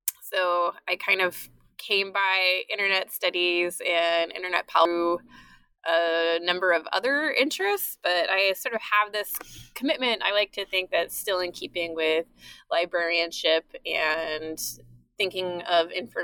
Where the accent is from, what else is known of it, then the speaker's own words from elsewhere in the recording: East Bay, Northern California, United States; moved away as an adult; also born or lived in San Diego / East Coast; now in Philadelphia, United States; I grew up in Northern California